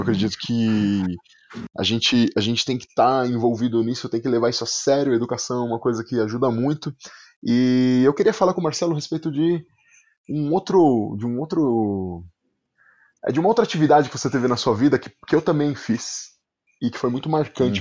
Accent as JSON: {"language": "Portuguese", "region": "São Paulo", "country": "Brazil", "accent": "paulista", "said": "em São Paulo, a gente tem esse sotaque paulista que a gente, que a gente fala, e aí, meu, tá ligado, hum. mano?"}